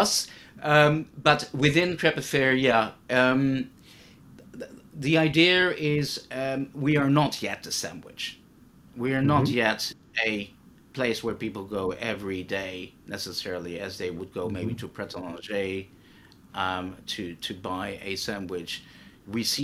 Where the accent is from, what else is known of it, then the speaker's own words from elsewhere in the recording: Netherlands; I grew up in Holland